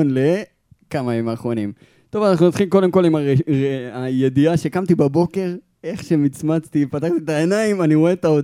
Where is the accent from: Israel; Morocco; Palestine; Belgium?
Palestine; Maale Efrayim, West Bank; moved away as an adult; נכון, אז שלושתנו גדלנו בעצם במעלה אפרים. אני עד גיל 18 עד שהתגייסתי